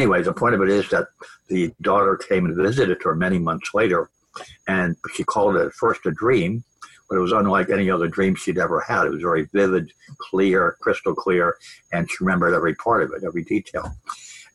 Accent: Long Island, Manhattan, New Jersey, Northeast, United States; I grew up on Long Island and in Manhattan, New Jersey, Northeast

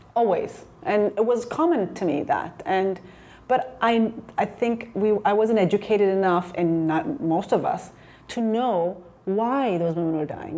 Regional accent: Ethiopia; moved away; also born or lived in Chicago / New York; growing up in Ethiopia and really growing up, you know, seeing poverty all around

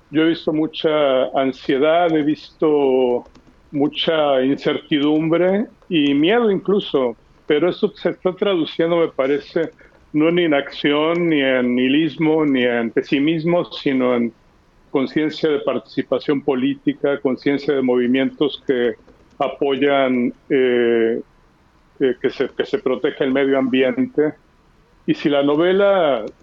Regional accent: Mexico; moved away; los que se van o los que nos vamos, yo me fui de México hace 35 años

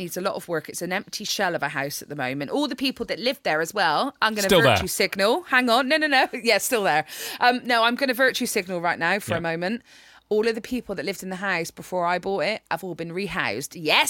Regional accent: Bristol, South West England, United Kingdom; moved away as an adult; But yeah, I haven't really lived in Bristol since I was 18 years old.

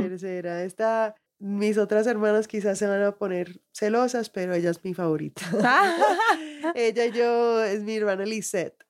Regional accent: Miami, Florida, United States; moved away as an adult; also born or lived in Colorado; now in Santa Elena, Colombia; yo crecí en Miami, que es muy cubano, y todas mis amistades eran cubanas

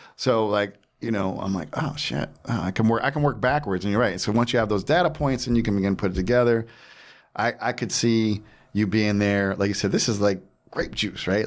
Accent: Jersey Shore, New Jersey, United States; I'm from the Jersey Shore

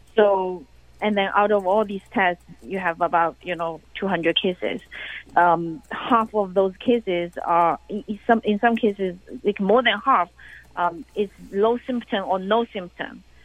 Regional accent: China; now in United States; in my hometown, you know, the, every day uh, the uh, every neighborhood have have a government official

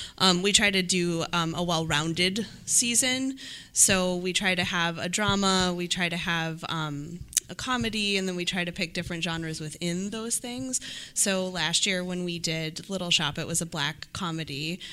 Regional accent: Illinois, United States; I am from Illinois.

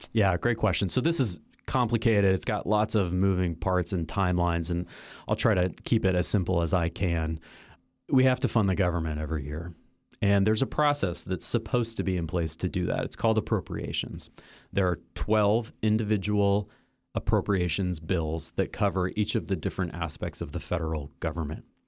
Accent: Kansas City, United States; moved away; I am from Kansas City

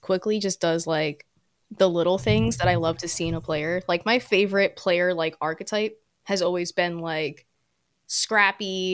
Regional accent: New York City, New York, United States; I grew up a Yankees fan because I'm from the Bronx

